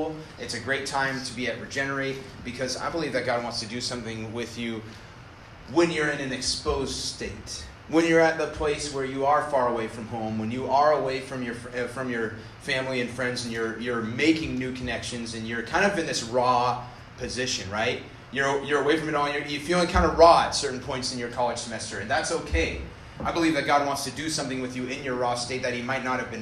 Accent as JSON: {"language": "English", "region": "North Idaho", "country": "United States", "tie": "born or raised there", "said": "I grew up in North Idaho"}